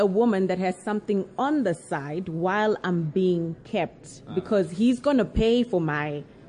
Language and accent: English; Zambia; now in South Africa; I'm actually a foreigner. I'm Chewa. I'm from Zambia.